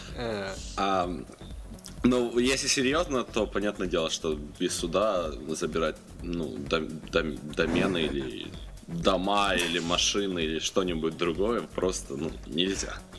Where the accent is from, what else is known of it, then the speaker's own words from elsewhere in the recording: Ukraine; я из Украины